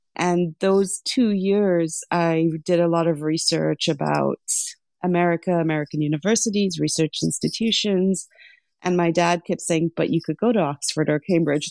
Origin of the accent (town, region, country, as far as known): Lesotho; born or raised there; also born or lived in Sri Lanka; now in United States